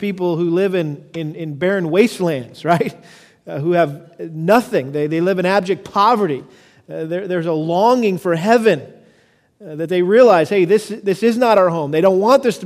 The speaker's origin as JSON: {"language": "English", "country": "United States", "also_born_or_lived": "Houston", "said": "I love being an American. I'm extremely grateful that God in his sweet providence allowed me to live in this great country."}